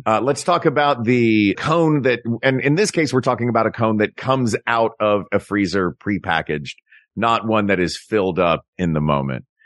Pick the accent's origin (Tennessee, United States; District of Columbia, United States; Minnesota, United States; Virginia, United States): Tennessee, United States; In Tennessee, I grew up in Tennessee